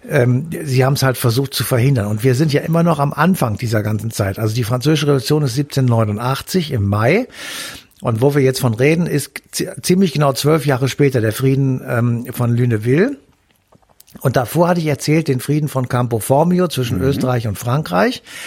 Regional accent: North Rhine-Westphalia, Germany; hier bei uns in NRW

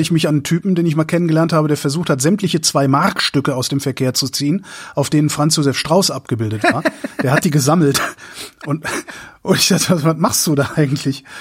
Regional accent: Germany; als, als Deutsche

